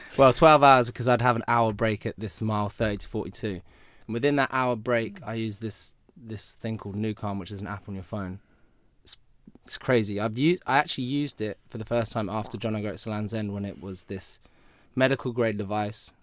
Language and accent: English; United Kingdom; I'm obviously British